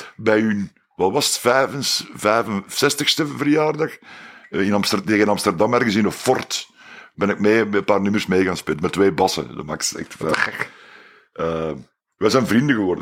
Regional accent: Belgium; Wij als Belgen

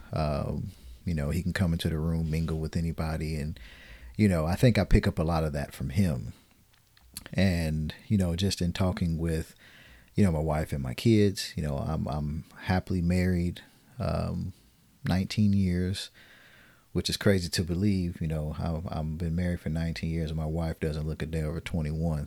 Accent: Detroit, Michigan, United States; born and raised in Detroit, Michigan

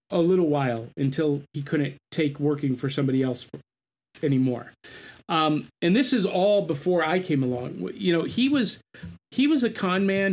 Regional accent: North Canton, Ohio, United States; I grew up in North Canton, in, I mean, dead center between those two cities

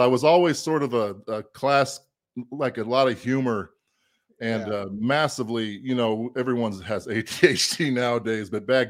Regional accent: Cheyenne, Wyoming, United States; moved away as an adult; But it's actually, I grew up in Cheyenne, Wyoming, believe it or not.

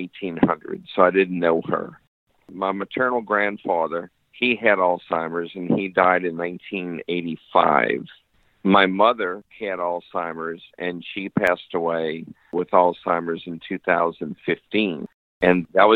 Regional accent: New Orleans, Louisiana, United States; moved away as an adult; now in Pensacola, United States; I actually grew up in New Orleans.

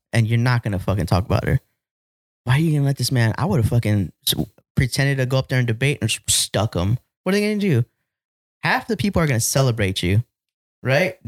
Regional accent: United States; as a Chicano, like a Mexican American, I can say that I'm, I love being an American

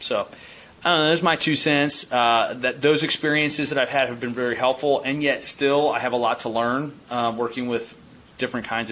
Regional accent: Baltimore County, Maryland, United States; I grew up in Baltimore County

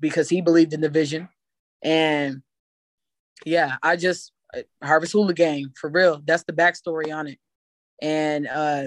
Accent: Ravenna, Ohio, United States; I'm from Ravenna, Ohio, a small town that's underestimated

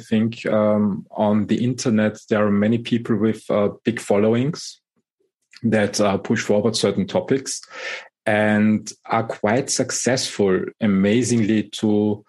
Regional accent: Austria; English is a second language; also born or lived in Germany; And living and growing up in Europe, Austria and Germany, I think the management style that evolved out of the German industry

